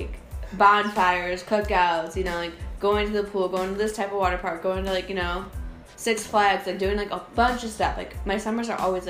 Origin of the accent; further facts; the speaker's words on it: Wheeling, West Virginia, United States; So I was born in Wheeling